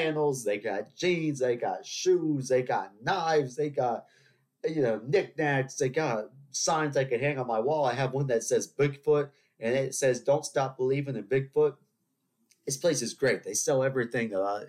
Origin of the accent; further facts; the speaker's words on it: Charleston, South Carolina, United States; I'm from Charleston. You know, we have 300-year-old buildings